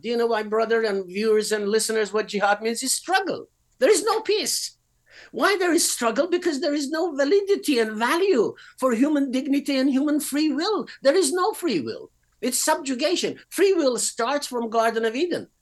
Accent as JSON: {"language": "English", "country": "Iran", "tie": "born or raised there", "also_born_or_lived": "United Kingdom", "moved": "as an adult", "said": "I was born in Iran, and at the age of six, I had a absolutely glorious vision of Christ"}